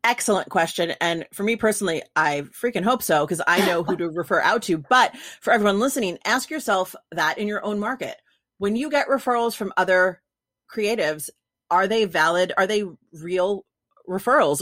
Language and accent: English; New York, United States; now in California, United States; I'm from New York, but so like, and I'm in California